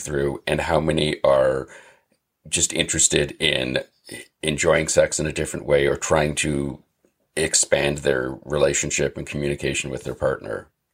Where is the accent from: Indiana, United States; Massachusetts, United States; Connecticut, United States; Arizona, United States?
Massachusetts, United States; I'm from Massachusetts